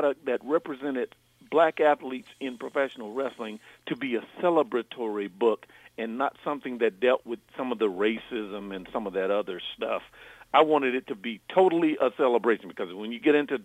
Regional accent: South Carolina, United States; I grew up in South Carolina, as you mentioned, and in South Carolina, when I was growing up in the 70s

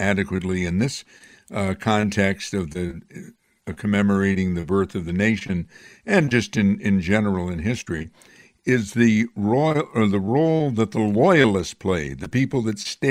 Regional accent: Amsterdam, New York, United States; my hometown of Amsterdam

